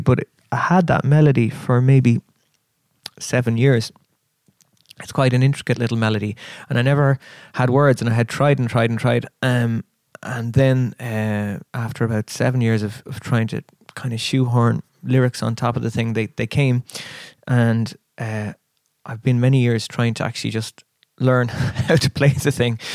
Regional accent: Kerry, Munster, Ireland; also born or lived in Chicago, United States / Dublin, Ireland; now in Cork, Ireland; we moved to Kerry, and uh, so. Kerry is kind of sort of home

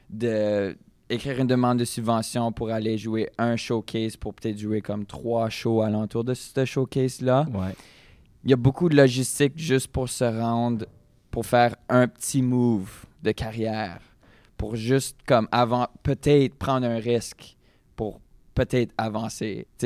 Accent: Saint-Denis, Saskatchewan, Canada; Un petit village qui s'appelle Saint-Denis.

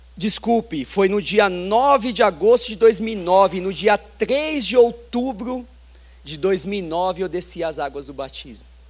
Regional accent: São Paulo, Brazil; nasci em São Paulo, mas sou filho de um cearense com uma paraibana.

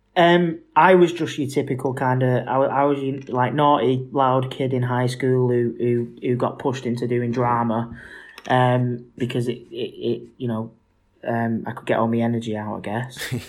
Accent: Manchester, North West England, United Kingdom; I'm a Mancunian

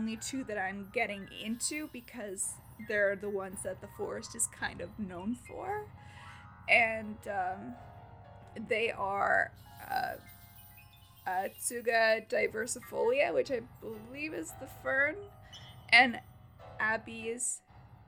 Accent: Canada; I'm Canadian, so we do kilometers.

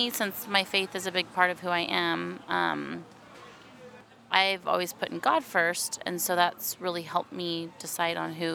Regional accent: Portland, Oregon, United States; I'm from Portland, Oregon.

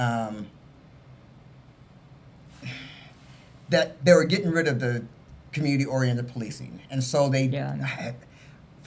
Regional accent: Salt Lake City, Utah, United States; growing up in Rose Park area, I lived in Rose Park.

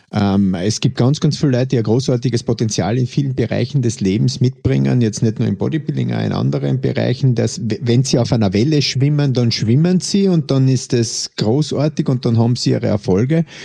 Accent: Austria; bei uns in Österreich

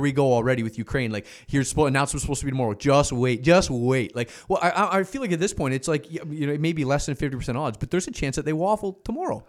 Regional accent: Canada; as a Canadian

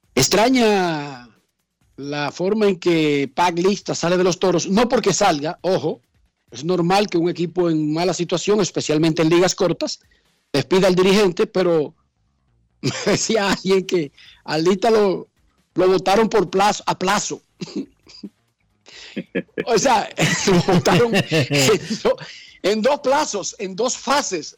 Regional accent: Herrera, Distrito Nacional, Dominican Republic; yo soy de Herrera y en Herrera como que tenemos un lenguaje más directo

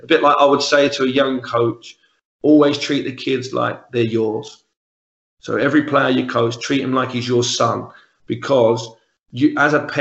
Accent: London, United Kingdom; accent: Cockney; moved away as an adult; now in Glasgow, United Kingdom; I'm the Cockney, I'm the resident Cockney from the other end of the country

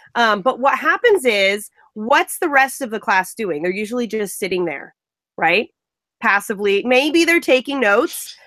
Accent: Central California, United States; I am from Central California.

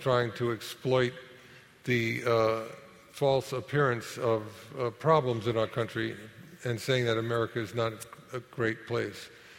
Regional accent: New York City, New York, United States; also born or lived in Harlem / Inwood; I had a wonderful time growing up in Manhattan

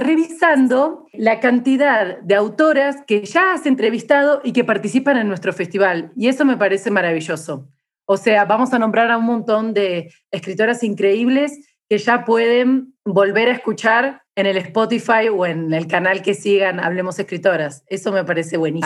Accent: Argentina; now in Chiapas, Mexico; soy argentina

